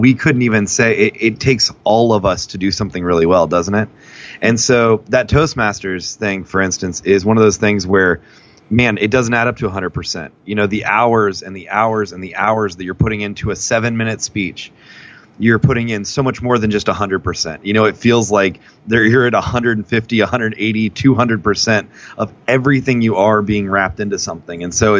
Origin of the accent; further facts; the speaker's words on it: Daytona Beach, Florida, United States; also born or lived in Casper, Wyoming; all that stuff going on in Daytona Beach, Florida. And then my family made a very odd move, and we moved from Daytona Beach, Florida to a place called Casper, Wyoming.